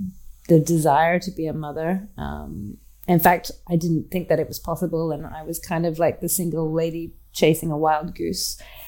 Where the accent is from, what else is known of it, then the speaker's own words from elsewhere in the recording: Australia; And that I didn't necessarily feel growing up in Australia because, well, despite being half British, I wasn't Australian, and I didn't identify with the land